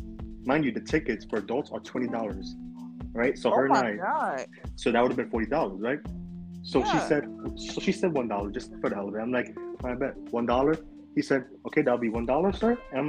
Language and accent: English; New York City, New York, United States; I was born and raised out here in New York, right, Brooklyn.